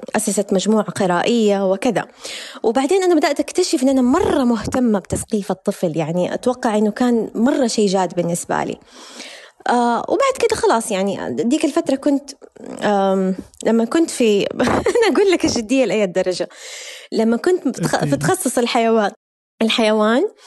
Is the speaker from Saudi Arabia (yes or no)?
yes; Hejaz, Saudi Arabia; الصحوة عندنا في الحجاز